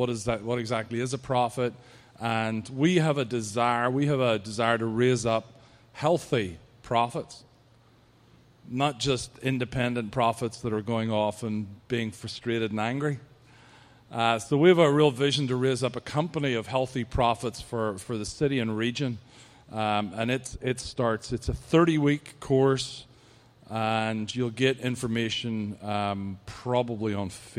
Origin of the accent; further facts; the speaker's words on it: Ireland; accent: Irish; my accent is the best. You know that the Irish accent was voted as the sexiest accent on the planet at one point